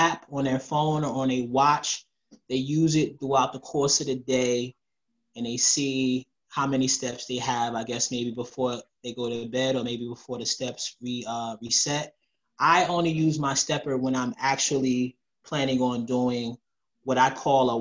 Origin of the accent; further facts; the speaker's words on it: New Jersey, United States; I'm from Jersey.